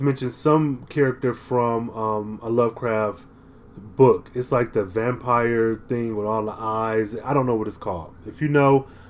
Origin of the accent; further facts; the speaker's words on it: Michigan, United States; I am from Michigan